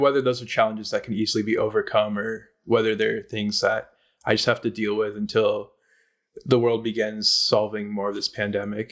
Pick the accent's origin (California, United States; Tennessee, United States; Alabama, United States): California, United States; Silicon Valley; growing up in the Silicon Valley